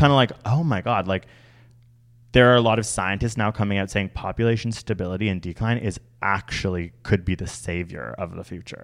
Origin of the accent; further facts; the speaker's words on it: Canada; I'm Canadian